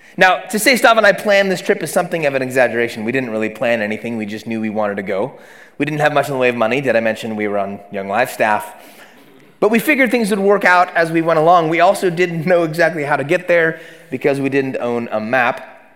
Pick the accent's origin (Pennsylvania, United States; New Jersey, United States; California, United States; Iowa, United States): California, United States; Oakland; born and raised in Oakland, California